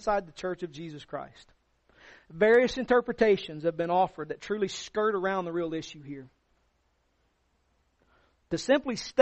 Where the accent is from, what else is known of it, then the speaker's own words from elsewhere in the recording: the South, United States; All of us growing up in the South